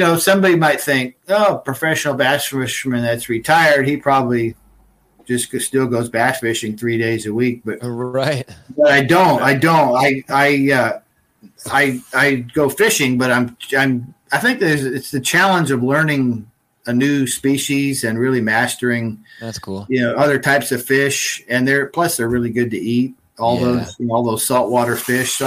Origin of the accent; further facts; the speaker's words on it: United States; also born or lived in California / Oregon; growing up in California and Oregon